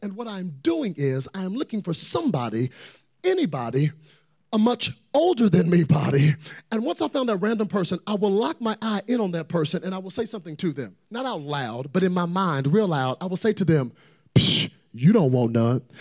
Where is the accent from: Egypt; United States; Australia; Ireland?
United States; Dallas, Texas; I'm from Dallas, Texas